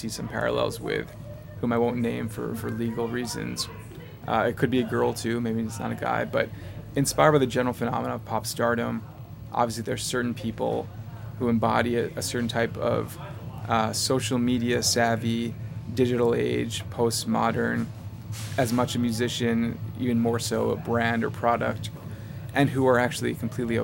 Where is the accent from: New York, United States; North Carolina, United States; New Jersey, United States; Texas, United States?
New York, United States; I am from New York. I'm in L.A. right now at Skylight Books